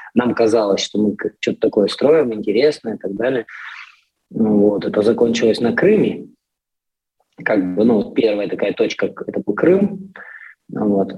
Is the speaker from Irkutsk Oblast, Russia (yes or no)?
yes; Irkutsk, Irkutsk Oblast, Russia; moved away as an adult; now in Poland; в том же моем родном Иркутске, откуда я родом